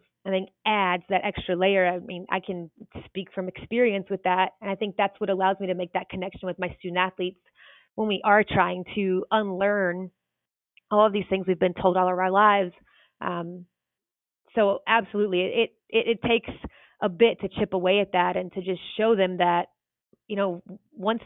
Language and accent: English; North Carolina, United States; The town I grew up in North Carolina only had about 1,000 people.